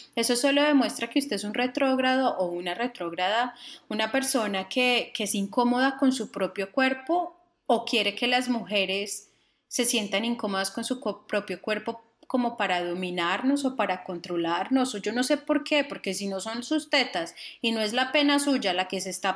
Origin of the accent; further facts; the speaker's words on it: Cartago, Valle del Cauca, Colombia; nosotros en Cartago